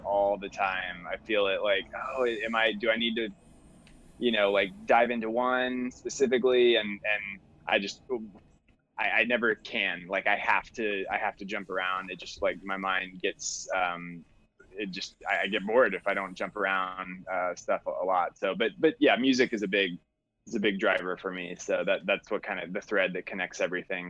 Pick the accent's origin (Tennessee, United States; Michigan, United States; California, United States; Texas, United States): Texas, United States; Austin; now in Chicago, United States; I grew up in Austin, so I grew up doing a lot of hiking and camping